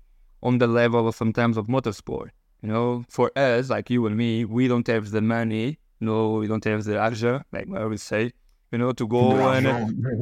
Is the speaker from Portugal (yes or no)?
yes; Portugal; I'm from Portugal.